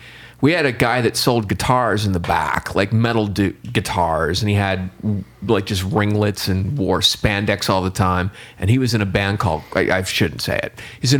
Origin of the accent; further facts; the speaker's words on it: Dallastown, Pennsylvania, United States; I grew up in Dallastown, Pennsylvania. It was a suburb of York, PA.